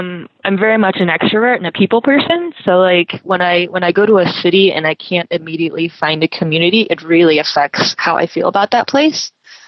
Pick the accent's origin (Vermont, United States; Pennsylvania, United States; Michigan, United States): Pennsylvania, United States; a very small town in; moved away as an adult; now in Shanghai, China; coming from a Chinese American background. I was, born and raised in the States. And so especially coming from like a very small town in Pennsylvania, I very much feel American.